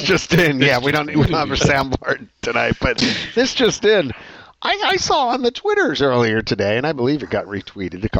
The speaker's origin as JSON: {"language": "English", "town": "Philadelphia", "region": "Pennsylvania", "country": "United States", "tie": "born or raised there", "moved": "yes", "lives_now": "South Carolina, United States"}